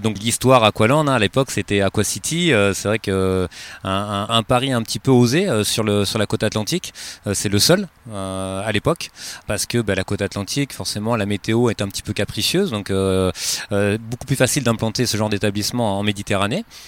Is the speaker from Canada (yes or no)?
no; Montpellier area, Occitania, France; moved away as an adult; now in Arcachon Basin, France; je viens de, de la région de Montpellier.